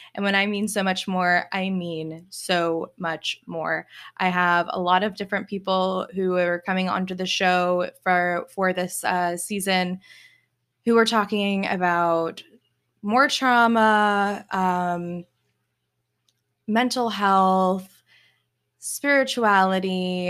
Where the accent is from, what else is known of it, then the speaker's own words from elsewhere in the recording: Virginia, United States; moved away as an adult; also born or lived in Germany / New York City / Texas; now in Memphis, United States; raised in Virginia to a military family